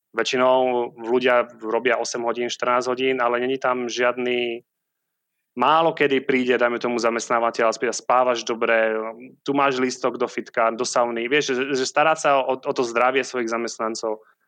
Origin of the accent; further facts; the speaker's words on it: Sliač, Banská Bystrica Region, Slovakia; moved away as an adult; also born or lived in Prague / Dubai / Abu Dhabi / New York; now in Siargao, Philippines; Malé mesto, volá sa to Sliač